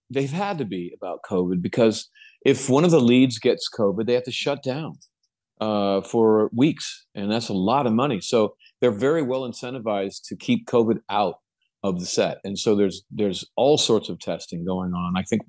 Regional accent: Modesto, California, United States; I lived in Modesto.

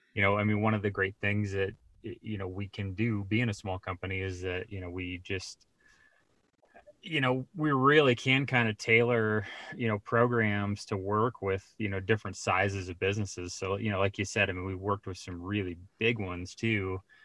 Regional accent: Colorado Springs, Colorado, United States; I grew up in Colorado

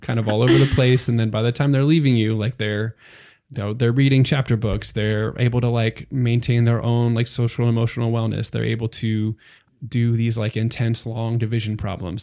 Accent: Pennsylvania, United States; moved away as an adult; now in Texas, United States; I'm from Pennsylvania originally, so that's, um, pretty far away from Texas

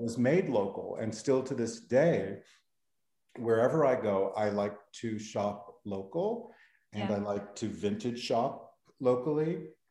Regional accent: Beverly Hills, California, United States; also born or lived in East Los Angeles; I'm originally from Los Angeles. I was born in East LA and grew up in Beverly Hills

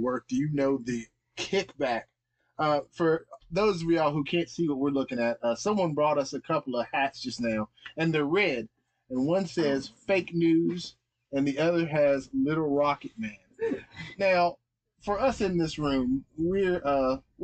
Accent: West Virginia, United States; born or raised there

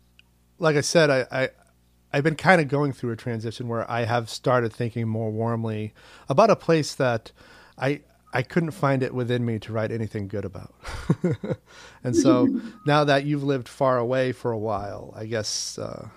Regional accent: Maine, United States; now in New York City, United States; my home state of Maine

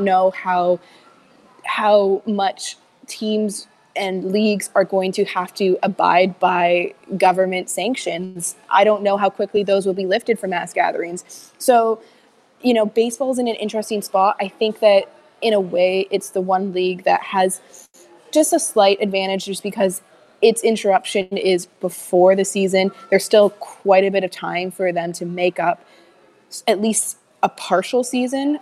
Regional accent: Canada; being down here as a Canadian.

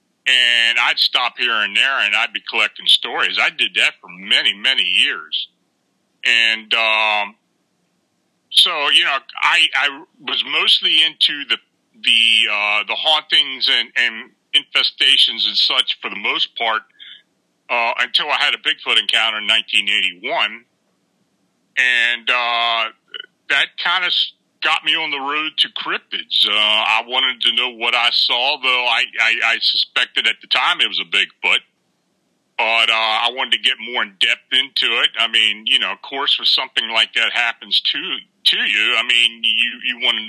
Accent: near Gettysburg, Pennsylvania, United States; moved away as an adult; also born or lived in Baltimore, Maryland; I was born and raised near Gettysburg, so I was on the battlefield a lot

